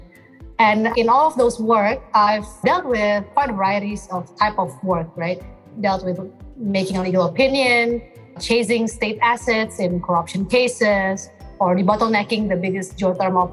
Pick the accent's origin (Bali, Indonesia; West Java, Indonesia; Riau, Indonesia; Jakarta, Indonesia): Jakarta, Indonesia; from Jakarta, Indonesia.